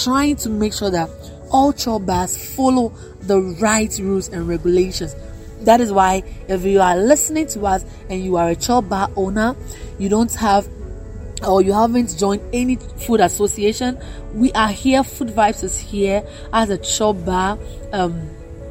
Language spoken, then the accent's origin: English; Ghana; as Ghanaians